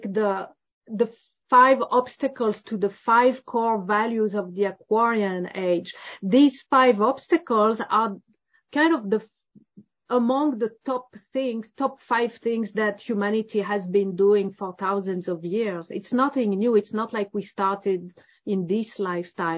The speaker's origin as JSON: {"language": "English", "country": "France", "said": "I'm from France"}